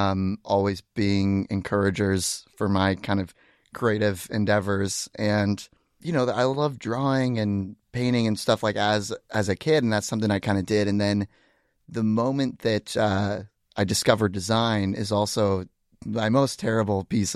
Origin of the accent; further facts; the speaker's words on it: Seattle, Washington, United States; So I grew up in this area. And I was one of those kids that kind of always had like an artistic like leaning